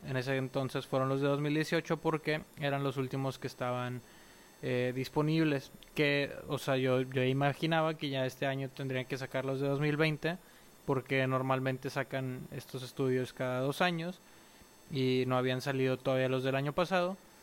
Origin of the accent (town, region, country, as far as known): Mexico